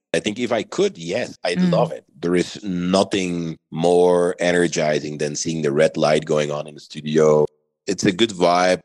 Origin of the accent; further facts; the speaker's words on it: Belgium; moved away as an adult; now in Miami, United States; I'm originally from Belgium. I identify as a mixed Belgian Moroccan. Lived in Belgium the majority of my life till about 10 years